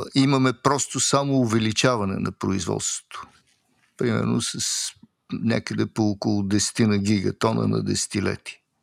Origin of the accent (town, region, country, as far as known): Bulgaria; now in Switzerland